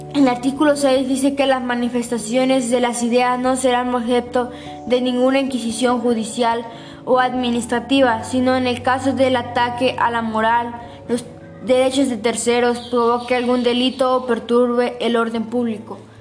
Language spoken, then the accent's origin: Spanish; Mexico; Como mexicanos estamos obligados a conocer las garantías individuales